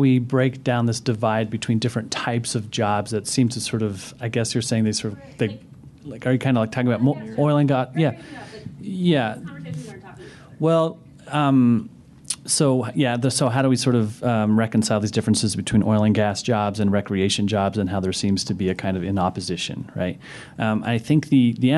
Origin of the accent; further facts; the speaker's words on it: Pinedale, Wyoming, United States; I come from Pinedale, Wyoming. It was like Western Wyoming, rural